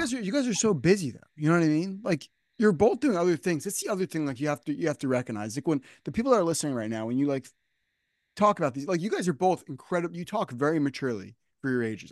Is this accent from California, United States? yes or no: no; New Jersey, United States; I grew up I grew up here in New Jersey